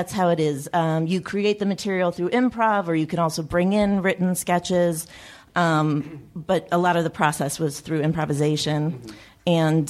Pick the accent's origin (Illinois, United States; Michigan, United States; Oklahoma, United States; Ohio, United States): Illinois, United States; Chicago; I grew up in Chicago, and we went to the Second City since I was a little kid